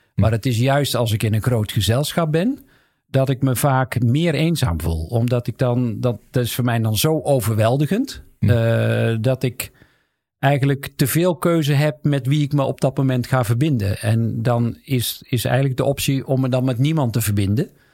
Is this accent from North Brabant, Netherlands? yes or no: yes; the South, North Brabant, Netherlands; ik kom uit Zuiden